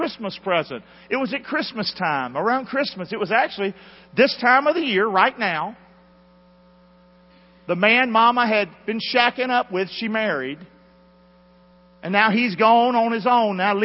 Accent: United States; moved away; we grew up together in Carolina.

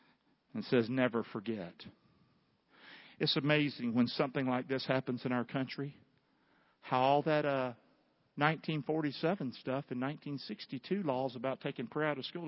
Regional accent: United States; I'm an American

